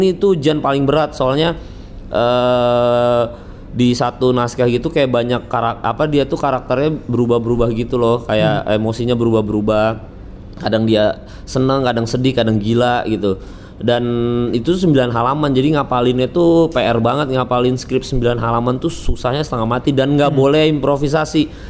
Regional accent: Samarinda, East Kalimantan, Indonesia; now in Jakarta, Indonesia; aku dari kecil tuh makan di Samarinda

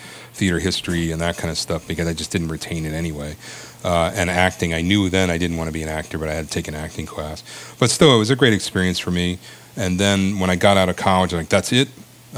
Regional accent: Maryland, United States; moved away as an adult; also born or lived in Ithaca, New York; I grew up down in Maryland

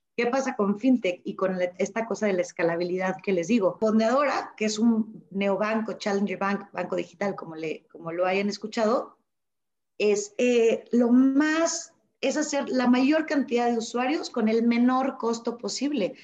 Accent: Mexico; los mexicanos somos abiertos, somos flexibles

